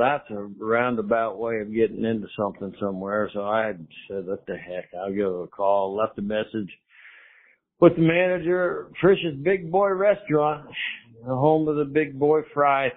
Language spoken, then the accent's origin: English; St. Petersburg, Florida, United States; also born or lived in Hawaii; This is my hometown, St. Petersburg. I'm from here